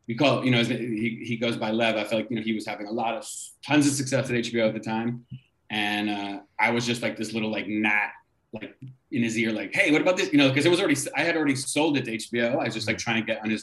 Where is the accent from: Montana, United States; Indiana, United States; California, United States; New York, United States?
New York, United States; New York City; growing up in New York City and my like first generation immigrant parents